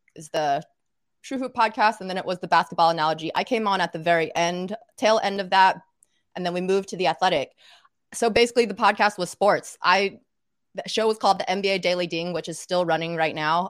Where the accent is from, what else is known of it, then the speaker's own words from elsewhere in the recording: Little Rock, Arkansas, United States; moved away as an adult; also born or lived in North Carolina / New Orleans, Louisiana; now in New York, United States; I actually grew up in Little Rock, Arkansas